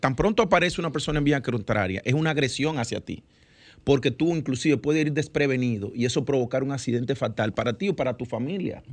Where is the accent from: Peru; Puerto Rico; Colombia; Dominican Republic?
Dominican Republic; nosotros como dominicanos